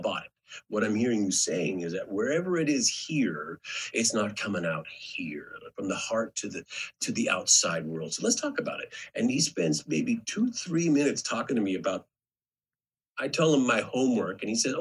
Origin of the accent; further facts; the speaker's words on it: Edmonton, Alberta, Canada; moved away as an adult; also born or lived in New York; I was from Edmonton, Alberta